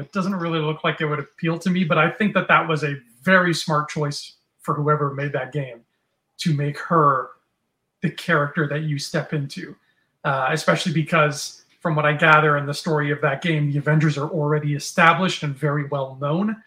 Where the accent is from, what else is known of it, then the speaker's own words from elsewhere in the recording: Canada; We are from Canada. You and I are from Canada